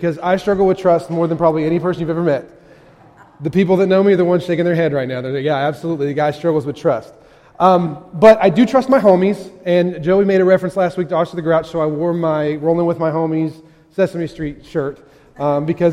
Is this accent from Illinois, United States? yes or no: no; West Virginia, United States; moved away; I grew up in West Virginia